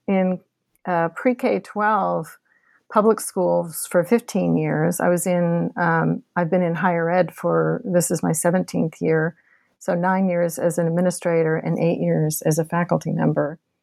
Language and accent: English; Boston, Massachusetts, United States; also born or lived in Kentucky; now in Texas, United States; I was born and raised in Boston, Massachusetts